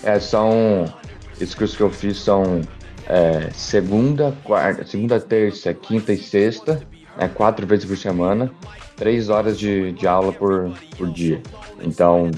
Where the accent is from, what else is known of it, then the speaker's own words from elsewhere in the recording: Brazil; moved away; vim do Brasil